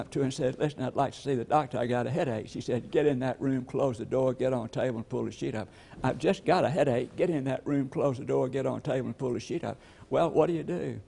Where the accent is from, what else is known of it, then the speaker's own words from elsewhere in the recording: LaGrange, Georgia, United States; I'm from LaGrange, Georgia, and I remember a little lady in our hometown